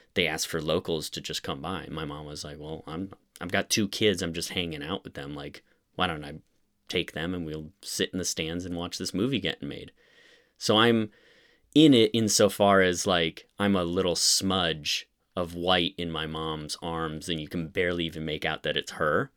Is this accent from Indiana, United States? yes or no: yes; Bloomington, Indiana, United States; I was born in Bloomington, Indiana